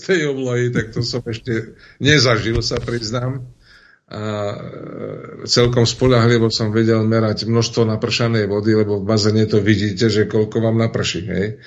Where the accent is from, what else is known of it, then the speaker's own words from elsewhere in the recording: Turčianske Teplice, Žilina Region, Slovakia; u nás v Turčanských tepliciach